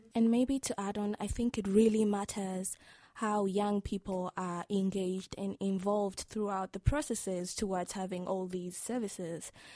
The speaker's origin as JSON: {"language": "English", "country": "Tanzania", "said": "from the beautiful land of the United Republic of Tanzania."}